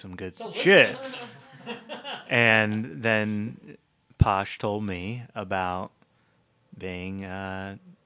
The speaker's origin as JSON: {"language": "English", "town": "Portland", "region": "Oregon", "country": "United States", "tie": "born or raised there", "said": "I grew up in Portland"}